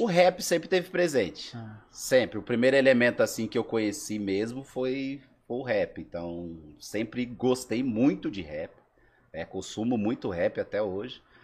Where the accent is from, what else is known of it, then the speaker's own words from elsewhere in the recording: Sumaré, São Paulo, Brazil; also born or lived in Alagoas; Sou de Sumaré, não sou de Campinas